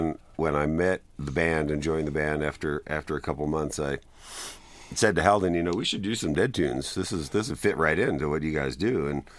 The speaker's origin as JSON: {"language": "English", "area": "Long Island", "region": "New York", "country": "United States", "tie": "born or raised there", "moved": "yes", "said": "I grew up in Long Island, just over the Queens border."}